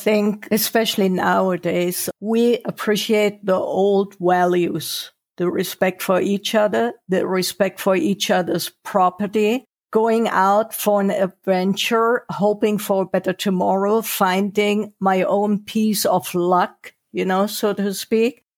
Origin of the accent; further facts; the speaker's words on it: Germany; moved away as an adult; also born or lived in Sri Lanka / Maldives / Singapore; I was born and raised in Germany